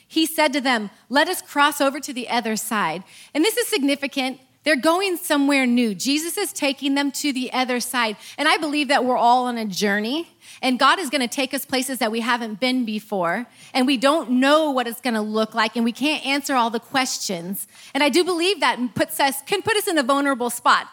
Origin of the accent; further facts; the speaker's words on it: Eureka, California, United States; moved away; I'm from Eureka